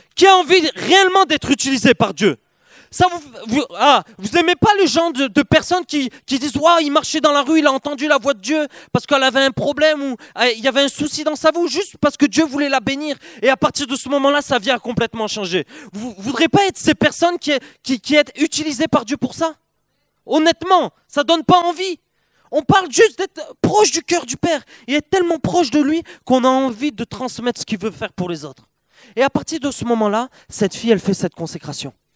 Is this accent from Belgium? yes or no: no; Perpignan, Occitania, France; Je viens de Perpignan, le, le, Perpignan, le vrai sud de la France